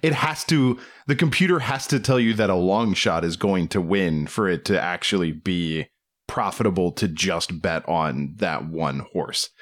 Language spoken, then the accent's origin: English; Waldorf, Maryland, United States; my hometown